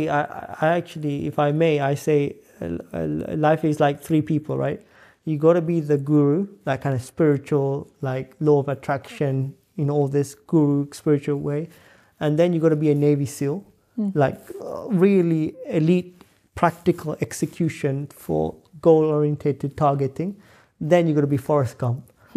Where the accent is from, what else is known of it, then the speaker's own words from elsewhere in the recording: London, United Kingdom; I'm from Northwest London. I never thought I'd be in a private jet.